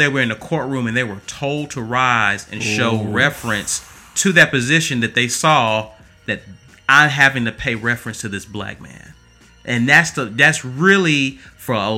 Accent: Alabama, United States; we're from Alabama, we're in the South

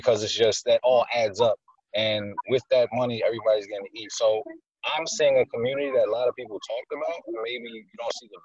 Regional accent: Poughkeepsie, New York, United States; I was born in Poughkeepsie. I was born in the parts that they say aren't as nice. So this is my community. This is where I'm from

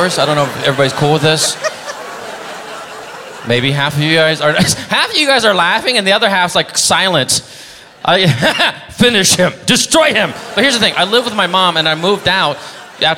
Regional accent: San Diego, California, United States; I'm from Vietnam, folks, and by Vietnam, I mean San Diego

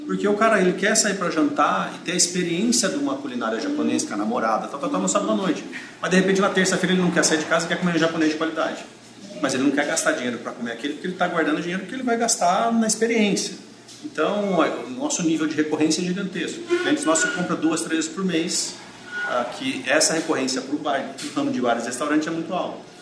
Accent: Mogi Mirim, São Paulo, Brazil; moved away as an adult; now in Campinas, Brazil; Eu, na realidade, sou de Mogi, Mirim, aqui perto, né? Aí eu com 19 anos eu fui para São Paulo

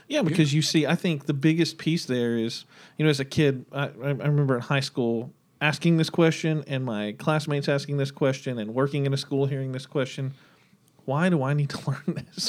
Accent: Locust Grove, United States; I grew up in Locust Grove

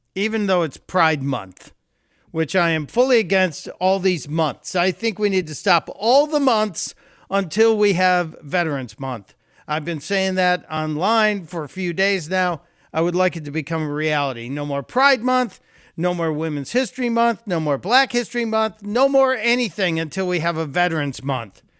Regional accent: Chicago, Illinois, United States; moved away; in Chicago, my hometown

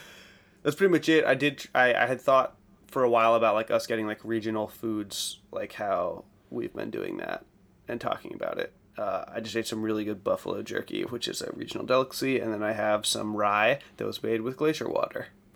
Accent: East Coast, United States; I'm just from the East Coast

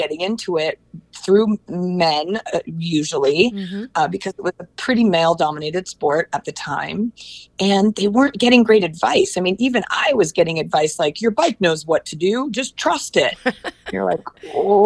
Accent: Portland, Oregon, United States; moved away as an adult; also born or lived in Los Angeles, California; moving from my hometown of Portland, Oregon to Los Angeles

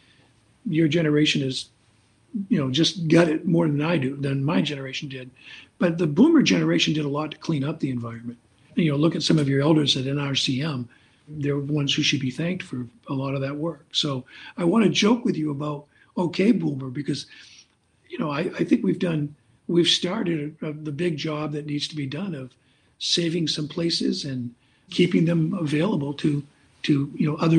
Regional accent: Bangor, Maine, United States; I grew up in Bangor

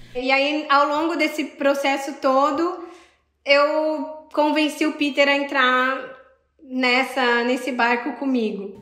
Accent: Sorocaba, São Paulo, Brazil; moved away; eu sou de Sorocaba, em São Paulo

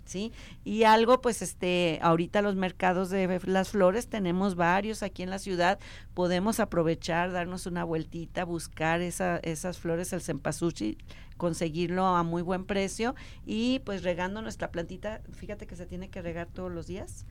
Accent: Mexico; nosotros como mexicanos

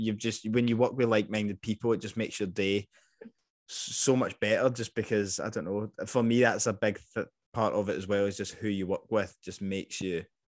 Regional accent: Scotland, United Kingdom; accent: Scottish; moved away as an adult; I mean, I probably have softened my accent a lot. I know I have, especially since moving, like, 11 years ago, whatever.

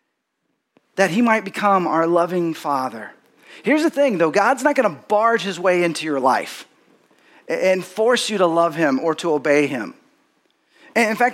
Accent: Texas, United States; growing up in Texas, I had parents and grandparents that were from Texas

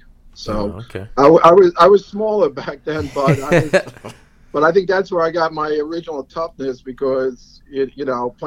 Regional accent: Syosset, New York, United States; accent: Long Island; moved away as an adult; now in Fort Lauderdale, United States; Long Island's a town called Syosset, which is a suburb of New York City

